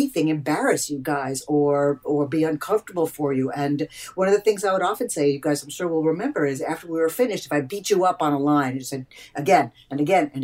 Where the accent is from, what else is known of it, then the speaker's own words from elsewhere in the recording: Eastern Long Island, New York, United States; moved away as an adult; now in Los Angeles, United States; I grew up on Eastern Long Island, one of eight kids, Italian Jewish family